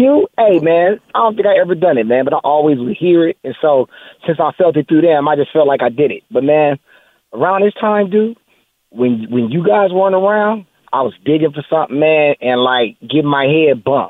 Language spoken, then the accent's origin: English; Los Angeles, California, United States; I'm from South Central L.A.